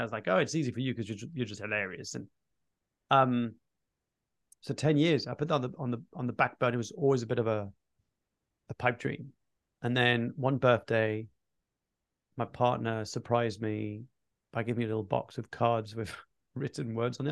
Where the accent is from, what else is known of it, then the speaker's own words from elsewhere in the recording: Fontainebleau, Île-de-France, France; My mum started this Anglophone section in, in southeast of Paris in Fontainebleau, my hometown.